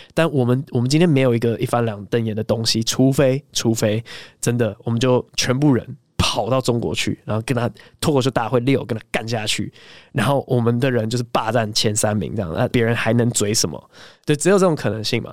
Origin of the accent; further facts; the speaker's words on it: United States; moved away; 我小时候在美国最爱的两只鸟